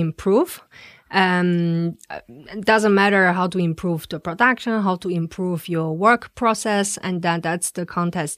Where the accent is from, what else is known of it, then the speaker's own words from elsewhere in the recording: China; moved away as an adult; now in Switzerland; I come from China.